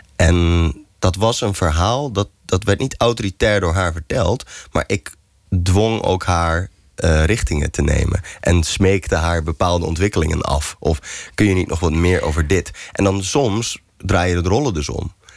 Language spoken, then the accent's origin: Dutch; Goeree-Overflakkee, South Holland, Netherlands; moved away as an adult; also born or lived in Utrecht; ik verhuisde van Goeree Overvlakke naar Utrecht toen ik 19 was